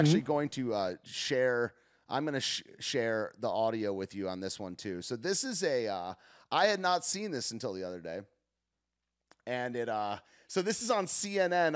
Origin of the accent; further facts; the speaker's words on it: United States; I am an American